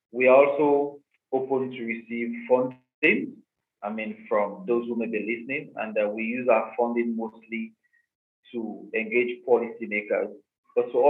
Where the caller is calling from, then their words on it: Accra, Greater Accra, Ghana; Um, yeah, I'm joining you from Accra, Ghana.